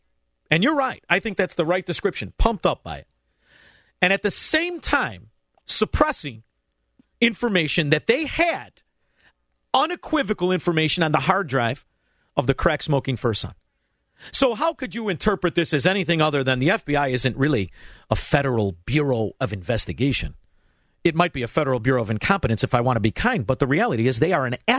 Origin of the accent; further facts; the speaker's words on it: Chicago, Illinois, United States; don't forget, we're from Chicago.